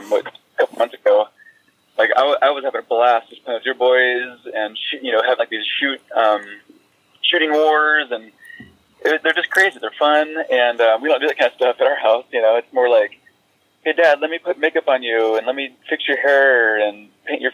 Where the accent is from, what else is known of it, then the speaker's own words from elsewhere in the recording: California, United States; moved away as an adult; also born or lived in New Mexico; now in Washington, United States; born and raised in California.